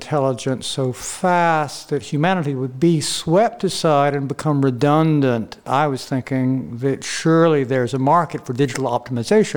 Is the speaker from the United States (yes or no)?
yes; the South, United States; I come from the South